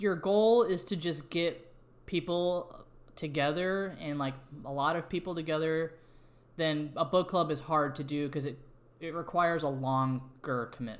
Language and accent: English; St. Louis, Missouri, United States; And I'd already been living in St. Louis at this point. I'm from St. Louis, but been living there for like as an adult for over a year.